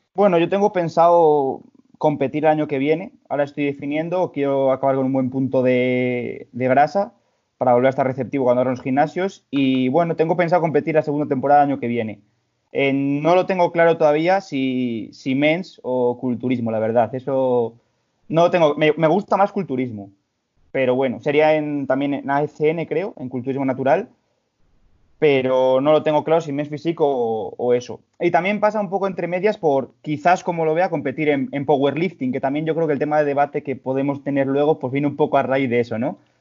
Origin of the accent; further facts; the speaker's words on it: León, Castile and León, Spain; soy de aquí de León también